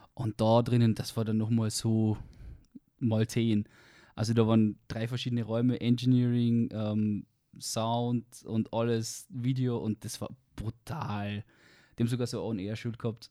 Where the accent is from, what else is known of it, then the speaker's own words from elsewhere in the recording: Carinthia, Austria; moved away; Ich komme aus Kärnten ursprünglich. Man wird es wahrscheinlich dann auf dem Podcast definitiv hören mit meinem Dialekt.